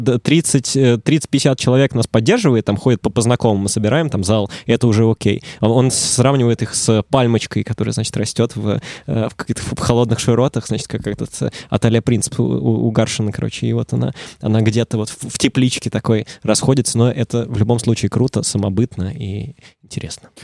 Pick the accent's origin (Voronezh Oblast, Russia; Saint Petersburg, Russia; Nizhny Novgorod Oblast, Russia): Saint Petersburg, Russia; я из Питера